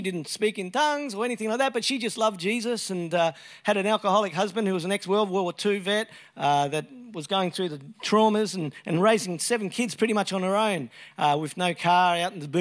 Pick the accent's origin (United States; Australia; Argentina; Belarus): Australia; Brisbane, Queensland; I grew up in Brisbane, Brisvegas.